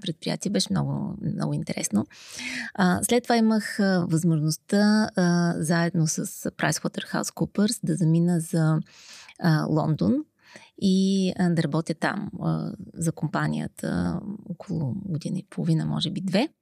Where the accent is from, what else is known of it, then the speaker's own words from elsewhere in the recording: Sofia, Sofia City, Bulgaria; аз съм родена в София, тук съм израснала.